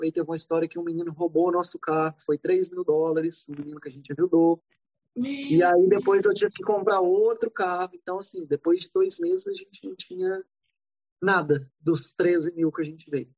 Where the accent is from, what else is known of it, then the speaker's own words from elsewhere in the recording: Brazil; moved away as an adult; also born or lived in Atlanta, United States; now in Los Angeles, United States; a gente é brasileiro